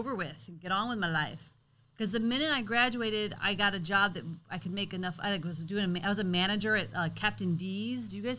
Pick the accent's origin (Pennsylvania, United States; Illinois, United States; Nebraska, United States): Illinois, United States; East St. Louis; we're from East St. Louis